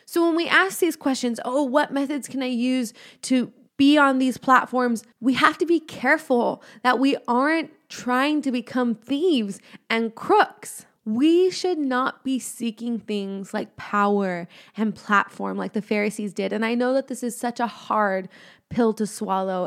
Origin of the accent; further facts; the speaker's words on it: Los Angeles County, California, United States; I am from Los Angeles County.